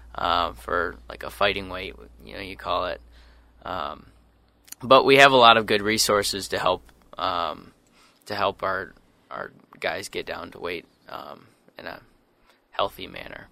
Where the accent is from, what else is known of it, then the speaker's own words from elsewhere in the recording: Sioux Falls, South Dakota, United States; moved away as an adult; now in Eau Claire, United States; I'm from Sioux Falls, South Dakota